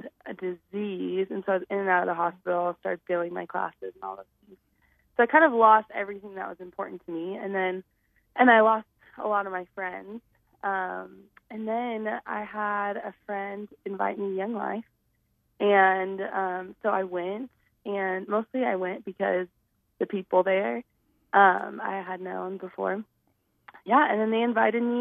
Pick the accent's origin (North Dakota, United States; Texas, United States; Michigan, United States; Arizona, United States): Arizona, United States; Scottsdale; now in Flagstaff, United States; I grew up in Scottsdale, Arizona.